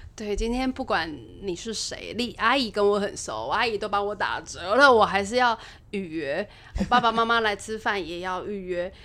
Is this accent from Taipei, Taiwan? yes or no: yes; Taipei, Taiwan; moved away as an adult; now in Keelung, Taiwan; 我不太算是土生土长的机容人，但是因为念书的关系，我住在基隆十几年，啊，中间也有回去，啊，我父母还住在台北，其实我是台北人啦